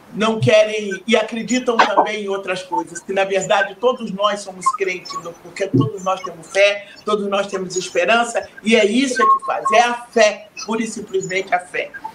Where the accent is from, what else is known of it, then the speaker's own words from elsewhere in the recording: Rio de Janeiro, Brazil; nascemos no Rio de Janeiro, mas o, o, os 13 filhos é, da, de minha mãe né, nasceram em Minas Gerais